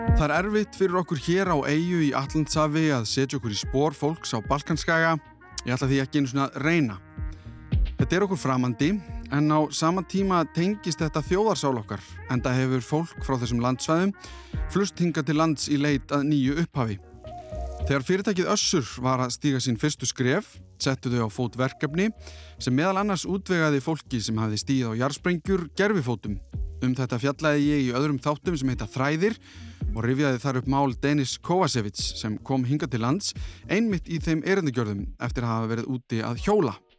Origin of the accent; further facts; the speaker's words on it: Iceland; þegar ég var allst upp á Íslandi 80-90